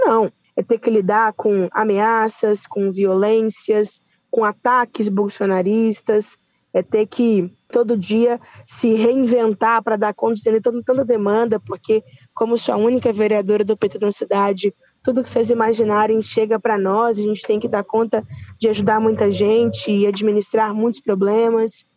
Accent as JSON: {"language": "Portuguese", "town": "Uberlândia", "region": "Minas Gerais", "country": "Brazil", "said": "uma jovem mulher negra da quebrada do Grande São Jorge"}